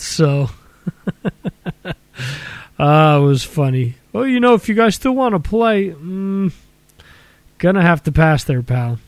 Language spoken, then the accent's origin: English; Dover, New Jersey, United States; my hometown of Dover, New Jersey